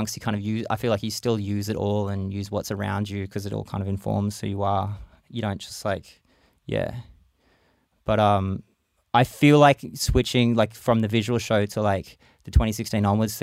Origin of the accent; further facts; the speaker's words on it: Brisbane, Queensland, Australia; spent a lot more time in my hometown, Brisbane, Mianjin